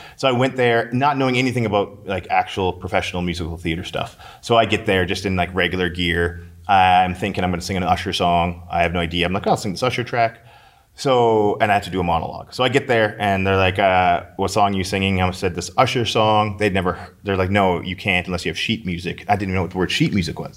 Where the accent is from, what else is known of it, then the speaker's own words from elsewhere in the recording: St. Albert, Alberta, Canada; I grew up in Saint Albert.